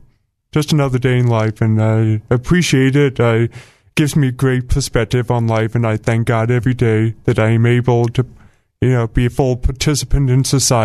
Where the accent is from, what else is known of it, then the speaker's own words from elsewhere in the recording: Alabama, United States; moved away as an adult; also born or lived in Atlanta, Georgia; now in Arkansas, United States; I am originally from Alabama, so please don't hold that against me.